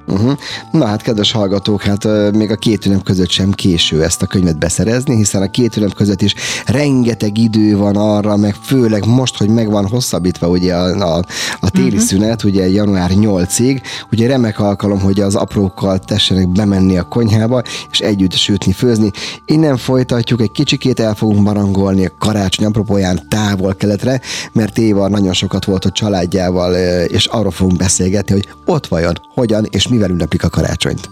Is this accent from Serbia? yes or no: no; Hungary; mi magyarok